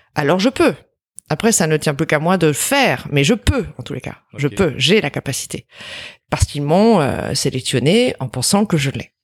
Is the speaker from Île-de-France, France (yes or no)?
yes; Montreuil, Île-de-France, France; also born or lived in Brittany / Drancy; je suis née dans le 93 à Montreuil